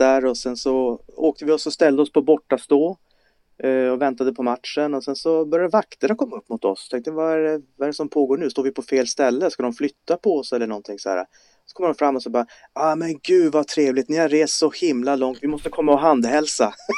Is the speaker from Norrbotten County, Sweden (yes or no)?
yes; Kiruna, Norrbotten County, Sweden; jag kommer från Kiruna